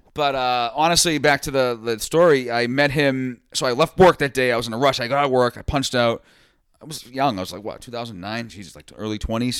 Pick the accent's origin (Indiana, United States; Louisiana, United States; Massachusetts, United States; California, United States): Massachusetts, United States; Boston area, North Shore; We are from Massachusetts, uh, the Boston area, North Shore, to be exact